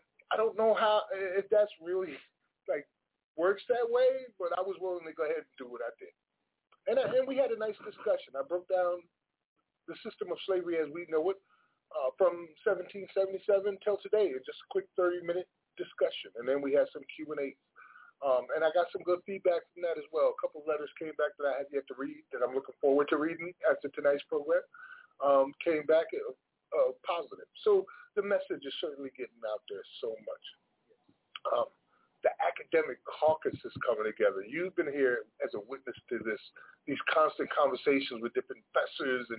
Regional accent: Paterson, New Jersey, United States; moved away; I've been invited to participate in my hometown with a poetry fest in Paterson, New Jersey.

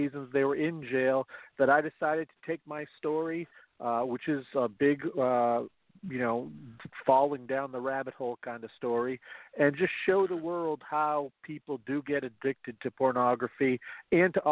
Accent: Central Maine, United States; I am from Central Maine. I was born here, pretty much lived here my entire life

